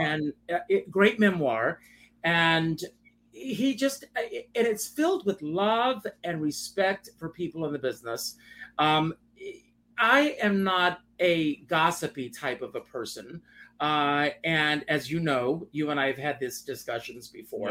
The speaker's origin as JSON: {"language": "English", "town": "Myrtle Beach", "region": "South Carolina", "country": "United States", "tie": "born or raised there", "moved": "as an adult", "said": "Growing up for me in South Carolina"}